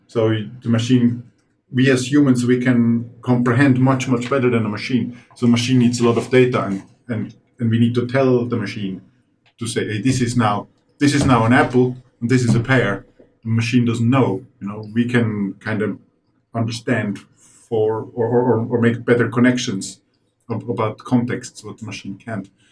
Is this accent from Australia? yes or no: no; Finland; we're from Finland